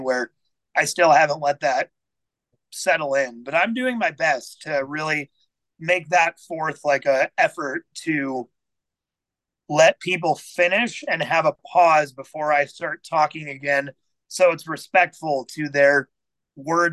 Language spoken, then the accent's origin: English; Overland Park, Kansas, United States; So I grew up in Overland Park, Kansas.